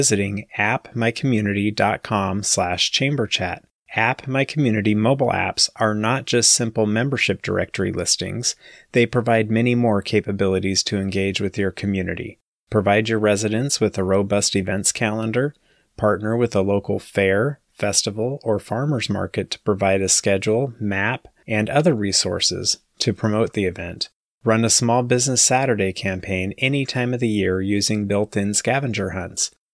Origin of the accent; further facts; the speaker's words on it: Sacramento, California, United States; grew up in Sacramento